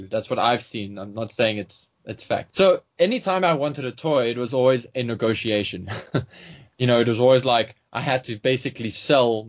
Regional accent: South Africa; as a South African, I was really obsessed with snow. I was one of those kids who was like, I wish it would snow

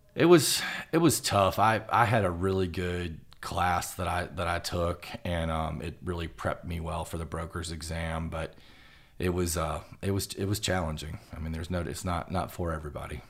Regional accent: Roanoke, Virginia, United States; moved away as an adult; now in Lexington, United States; I'm from Roanoke, Virginia

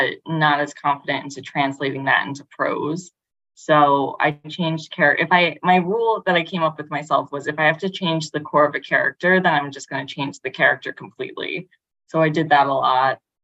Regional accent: New York City, New York, United States; I grew up in Brooklyn, I grew up in Bay Ridge, and adjacent to Coney Island, and I now live in Bensonhurst in Brooklyn

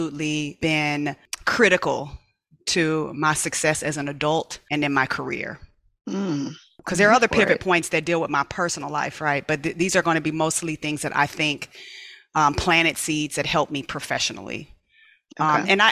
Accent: Inglewood, California, United States; I loved where I grew up in Imperial Village

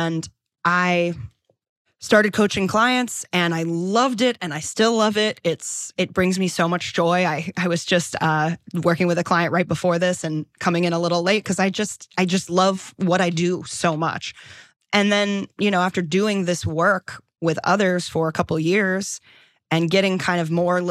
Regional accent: Delaware, United States; moved away as an adult; also born or lived in New York; now in Los Angeles, United States; I'm from Delaware

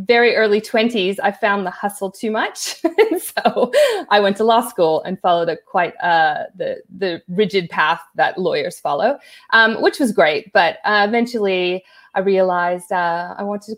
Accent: California, United States; moved away as an adult; also born or lived in New York / Hawaii / Los Angeles / London; now in Brisbane, Australia; I'm originally from California. I grew up there.

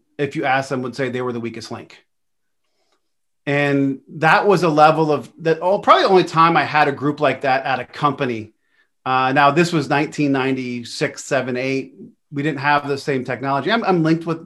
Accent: Pennsylvania, United States; I'm really from Pennsylvania

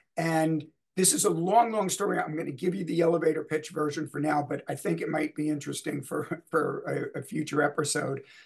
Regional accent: New Jersey, United States; also born or lived in New York; now in Los Angeles, United States; Born in New York, raised in New Jersey.

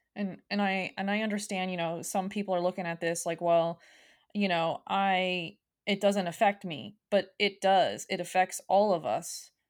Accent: United States; as an American people

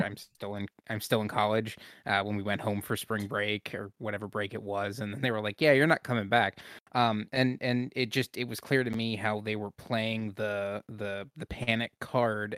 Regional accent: Pennsylvania, United States; I'm from Pennsylvania

